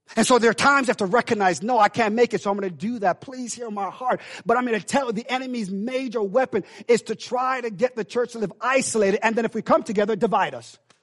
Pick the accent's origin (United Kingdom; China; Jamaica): Jamaica; now in United States; we Jamaican in, in, in blood.